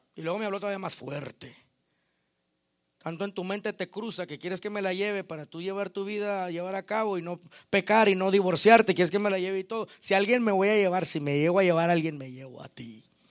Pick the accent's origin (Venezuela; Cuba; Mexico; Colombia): Mexico; Yo como mexicano